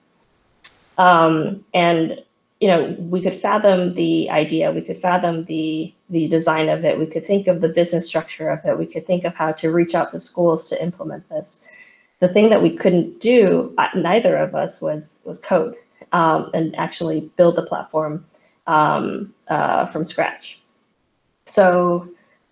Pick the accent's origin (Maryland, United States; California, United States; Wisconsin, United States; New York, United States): California, United States; San Francisco; back in San Francisco, my hometown